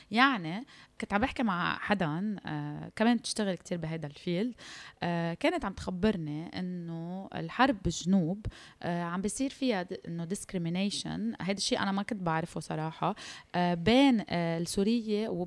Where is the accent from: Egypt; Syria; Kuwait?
Syria; now in Lebanon; تخيل انت مجرد انك سوري انه يمكن لو لهجتي لبنانيه ما حدا بيدرى فيي ممنوع اظهر من بيتي